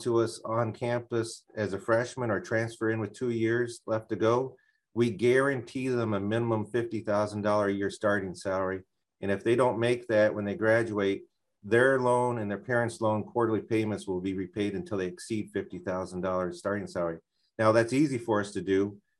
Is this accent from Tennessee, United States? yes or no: no; Hammond, Indiana, United States; moved away as an adult; also born or lived in Chicago area; now in Laurel, Maryland, United States; I'm from the northwest corner of Indiana. I was born in Hammond, Indiana